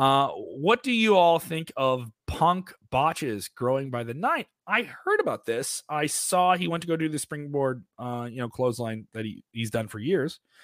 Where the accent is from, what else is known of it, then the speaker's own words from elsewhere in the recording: Chicago, Illinois, United States; I'm from Chicago